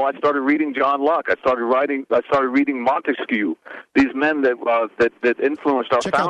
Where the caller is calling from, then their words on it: Charlottesville, Virginia, United States; Hey, I'm in Charlottesville.